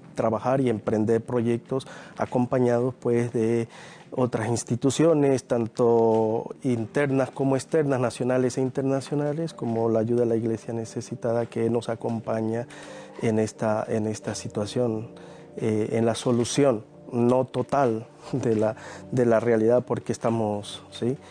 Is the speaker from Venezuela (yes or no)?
yes; Venezuela; moved away